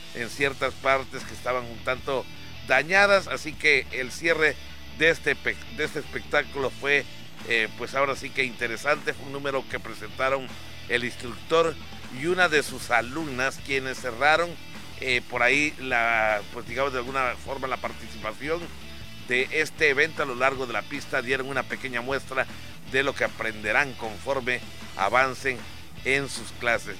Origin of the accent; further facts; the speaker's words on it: Palizada, Campeche, Mexico; moved away; un mes muy importante allá para mi ciudad, para mi pueblo, que es el pueblo mágico de Palizada